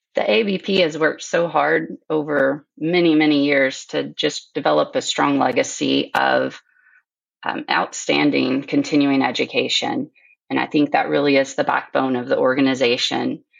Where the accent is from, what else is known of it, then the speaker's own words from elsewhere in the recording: Sulphur Springs, Texas, United States; now in Alberta, Canada; I grew up in Northeast Texas and Sulphur Springs in a uh, mixed animal practice